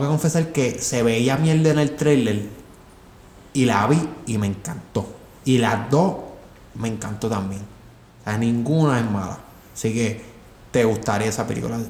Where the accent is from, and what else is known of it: Puerto Rico